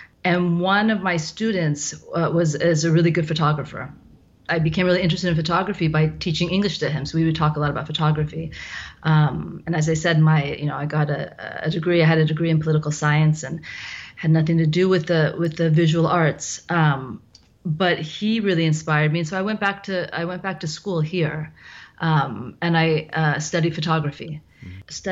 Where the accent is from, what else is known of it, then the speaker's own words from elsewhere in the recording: Cupertino, California, United States; moved away as an adult; now in Milan, Italy; I'm from the Bay Area. I'm actually from Cupertino